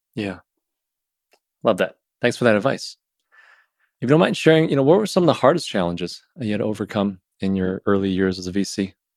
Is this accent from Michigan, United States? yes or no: yes; Southeast Michigan, United States; moved away as an adult; also born or lived in China / Los Angeles / San Francisco; I grew up in Southeast Michigan